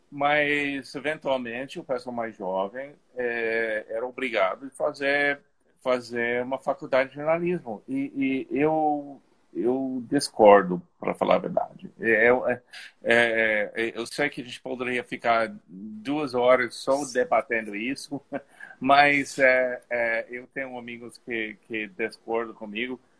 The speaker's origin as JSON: {"language": "Portuguese", "town": "Los Angeles", "region": "California", "country": "United States", "tie": "born or raised there", "also_born_or_lived": "Hawthorne, California", "second_language": "Portuguese", "moved": "yes", "lives_now": "Paris, France", "said": "eu nasci e me criei em Los Angeles, de, da Califórnia."}